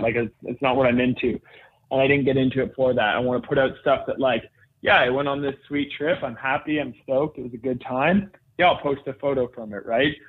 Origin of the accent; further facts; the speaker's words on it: Whistler, British Columbia, Canada; growing up in Whistler, BC, it was kind of the best place to grow up in that space.